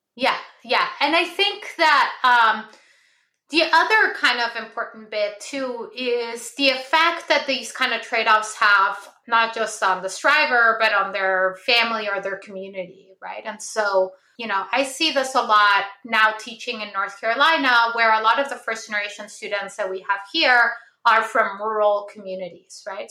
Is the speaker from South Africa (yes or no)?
no; Lima, Peru; moved away; I was born in Lima, Peru, uh, in uh, 1979. So I, I grew up in the 80s uh, in Peru